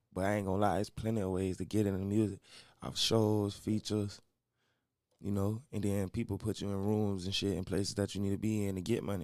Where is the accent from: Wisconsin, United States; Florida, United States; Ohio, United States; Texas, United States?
Florida, United States; Orlando; I'm from Orlando, Florida. Rico Cartel, Silver Pines